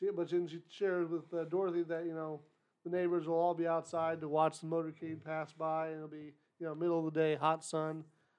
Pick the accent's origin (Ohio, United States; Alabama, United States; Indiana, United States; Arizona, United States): Ohio, United States; born there; Well, technically, I was born in Ohio. I haven't lived there for most of my life.